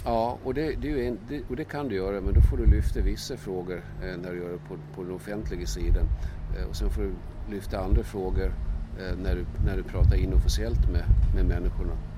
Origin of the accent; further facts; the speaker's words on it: Gotland, Sweden; jag är gotlänning i botten